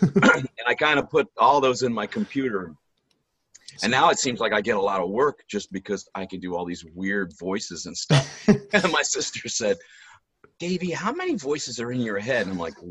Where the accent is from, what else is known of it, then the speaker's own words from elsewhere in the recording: Akron, Ohio, United States; born there; I was born in Akron, Ohio. It's about half an hour south of Cleveland.